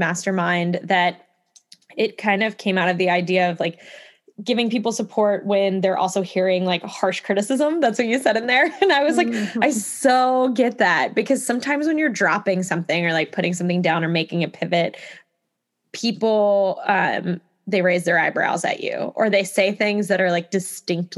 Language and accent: English; Kentucky, United States; I'm from Kentucky